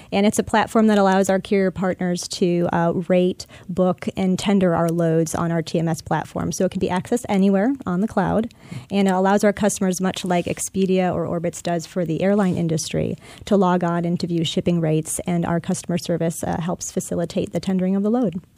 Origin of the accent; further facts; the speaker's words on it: Chicago, Illinois, United States; now in Tampa, United States; born and raised in Chicago, Illinois, just outside in the suburbs